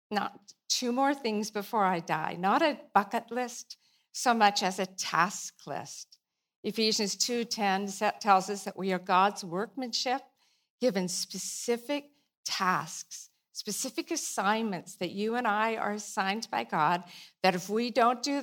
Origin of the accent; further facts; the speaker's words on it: Pacific Northwest, United States; you know, we're from the Northwest, and it rains this time of year. Well, it rains most time of year.